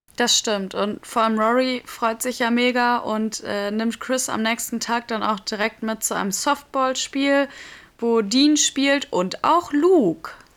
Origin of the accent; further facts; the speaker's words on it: Germany; bei uns in Deutschland